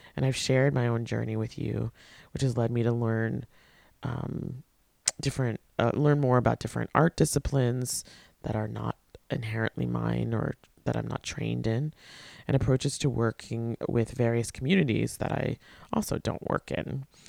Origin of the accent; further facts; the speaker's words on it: Port Washington, New York, United States; I went to, uh, middle school and high school with her in my hometown of Port Washington, Long Island